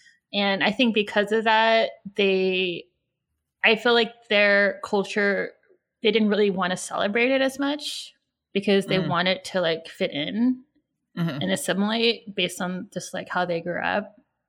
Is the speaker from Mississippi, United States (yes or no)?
no; California, United States; moved away; also born or lived in New York; I'm from California.